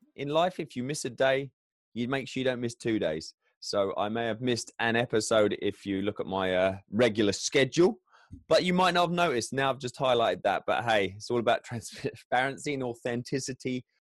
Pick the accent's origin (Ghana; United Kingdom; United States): United Kingdom; England; I am English